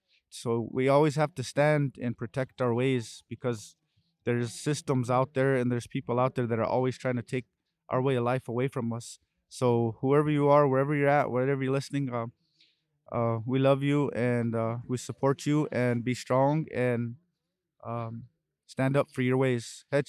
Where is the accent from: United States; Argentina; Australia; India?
United States; South Dakota; In my language, said that I'm from the Black Hills of South Dakota, and we come all the way out here to stand in brotherhood with all of our nations out here at the Alcatraz.